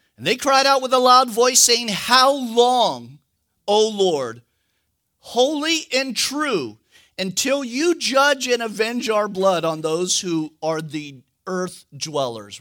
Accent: California, United States; moved away; I'm from California

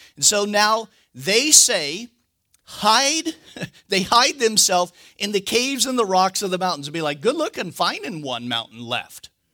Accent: California, United States; moved away; I'm from California

